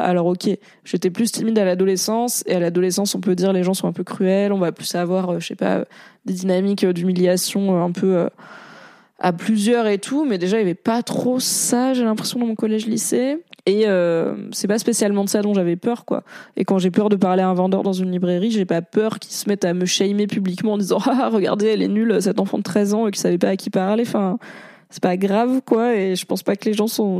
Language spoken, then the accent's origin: French; Valence, Auvergne-Rhône-Alpes, France; Il y avait à Valence, dans la Drôme, là où j'ai grandi